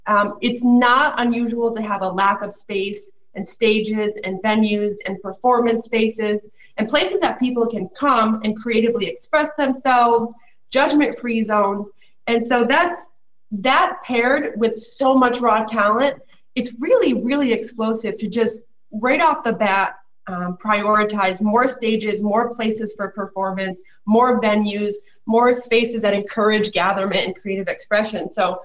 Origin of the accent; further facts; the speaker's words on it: Binghamton, New York, United States; moved away as an adult; now in Flint, United States; since I started my hometown on my main street in Binghamton, New York, in upstate